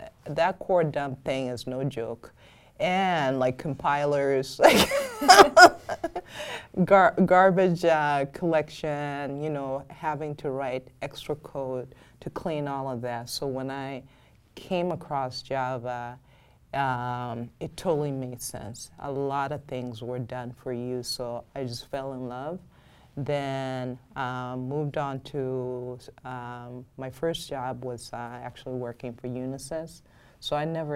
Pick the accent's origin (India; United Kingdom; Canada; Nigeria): Nigeria; also born or lived in Minnesota; now in United States; I grew up in Nigeria, even though I was born in the U.S.